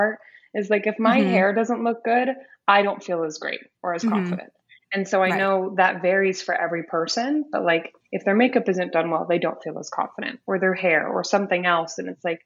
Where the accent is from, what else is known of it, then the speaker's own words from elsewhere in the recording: Las Vegas, Nevada, United States; I was born and raised in Las Vegas